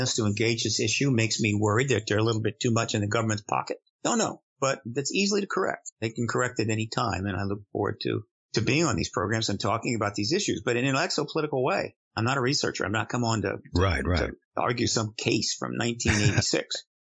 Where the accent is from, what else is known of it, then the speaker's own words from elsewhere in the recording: United States; also born or lived in London; I'm an American, and I've been based in America in the same American address for 23 years